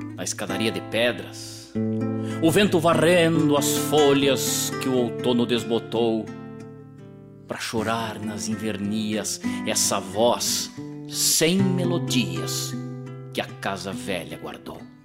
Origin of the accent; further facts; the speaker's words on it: Rosário do Sul, Rio Grande do Sul, Brazil; um rio velho que banha aquela cidade minha terra natal